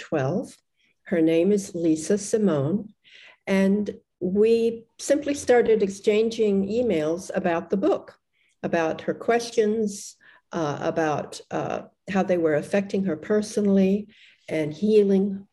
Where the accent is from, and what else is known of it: Australia